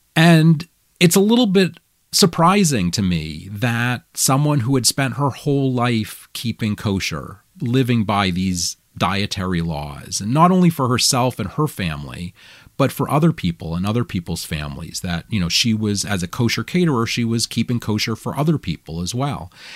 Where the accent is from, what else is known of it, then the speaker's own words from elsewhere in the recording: Augusta, Maine, United States; in Augusta, where I grew up